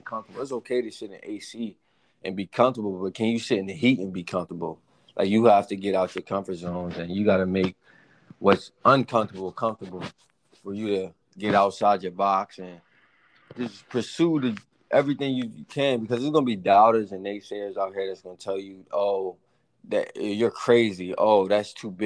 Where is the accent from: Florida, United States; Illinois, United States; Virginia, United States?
Virginia, United States; Eastern Shore of; moved away; also born or lived in Maryland; me being from the shore, especially I was from Virginia, Eastern Shore of Virginia, so it's nothing down there.